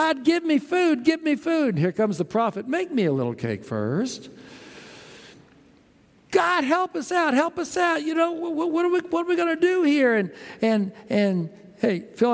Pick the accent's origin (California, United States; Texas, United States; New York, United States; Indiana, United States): Texas, United States; also born or lived in New Haven, Connecticut; now in Houston, United States; We grew up in Texas